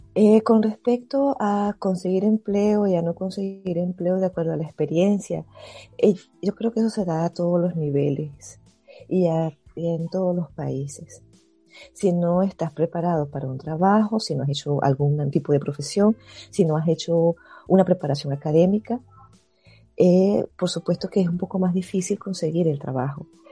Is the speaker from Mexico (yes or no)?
no; Caracas, Capital District, Venezuela; moved away as an adult; also born or lived in Maracaibo, Venezuela / Spain; now in Germany; yo nací en Venezuela, yo soy de Caracas